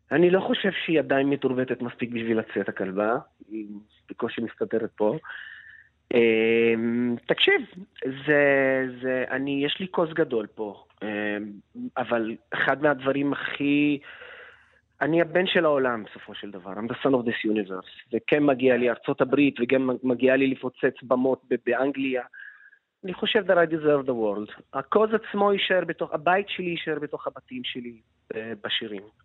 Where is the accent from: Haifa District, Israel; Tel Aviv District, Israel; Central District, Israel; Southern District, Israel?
Central District, Israel; Lod